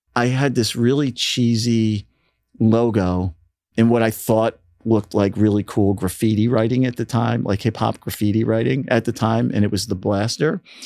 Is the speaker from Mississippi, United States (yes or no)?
no; Philadelphia, Pennsylvania, United States; growing up in Philly, I mean, the sound of Philly had has probably had musically, as a fan, the most impact on me.